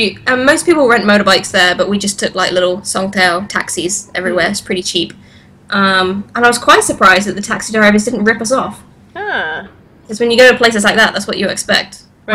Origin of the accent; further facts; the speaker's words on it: England, United Kingdom; moved away as an adult; now in Bangkok, Thailand; I'm from England. Also fighting in Thailand, but I'm living in Bangkok.